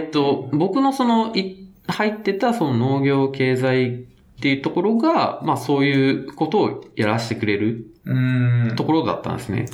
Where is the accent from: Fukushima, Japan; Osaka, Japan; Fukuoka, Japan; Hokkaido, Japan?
Fukuoka, Japan; Itoshima; moved away as an adult; now in Tokyo, Japan; 僕が出身、福岡出身なんですけども、はい、まあ、糸島っていうところなんですよね、出身